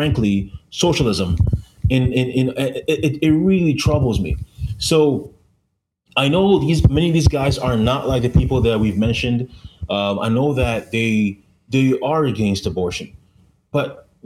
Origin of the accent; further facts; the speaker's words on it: Canada; I'm from Canada